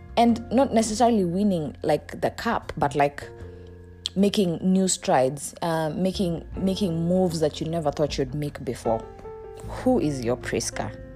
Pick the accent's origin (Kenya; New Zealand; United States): Kenya; I'm Kenyan